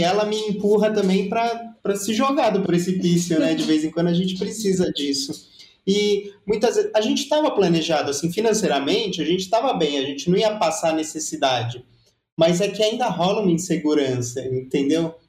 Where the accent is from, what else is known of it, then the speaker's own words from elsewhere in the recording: São Paulo, Brazil; a gente vem de São Paulo